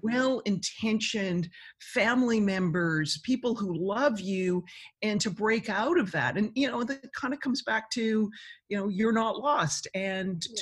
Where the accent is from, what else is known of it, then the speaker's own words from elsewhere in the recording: Canada; being Canadian